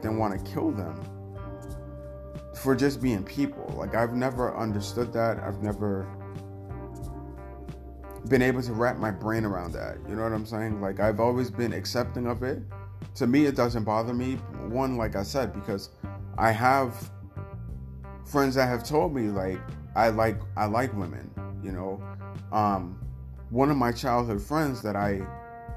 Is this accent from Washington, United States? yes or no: no; New York, United States; I'm from New York and I've always been around a melting pot of people